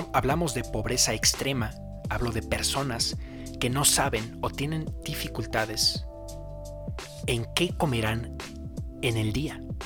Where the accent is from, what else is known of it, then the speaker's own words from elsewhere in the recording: Mexico; yo soy de México